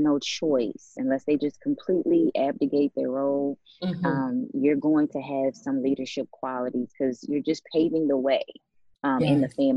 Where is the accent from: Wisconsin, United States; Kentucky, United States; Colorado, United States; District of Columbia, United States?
District of Columbia, United States; Washington; moved away as an adult; also born or lived in Maryland; now in Dallas, United States; I'm actually from Washington, D.C. I grew up in the DMV area.